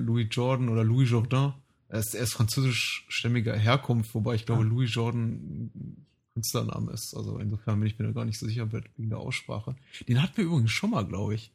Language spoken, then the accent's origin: German; Germany; wir so als, als, als Deutsche